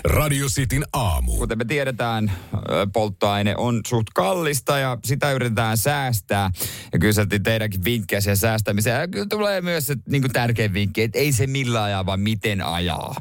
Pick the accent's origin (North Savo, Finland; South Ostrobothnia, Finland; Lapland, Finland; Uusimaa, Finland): South Ostrobothnia, Finland; Seinäjoki; moved away; meillä Seinäjoella